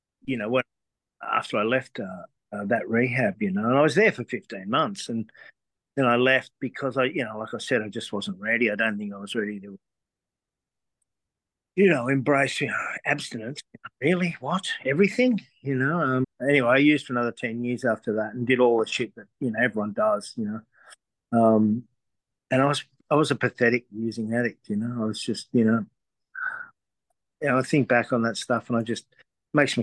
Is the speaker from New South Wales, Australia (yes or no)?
yes; Sydney, New South Wales, Australia; I grew up on the North Shore of Sydney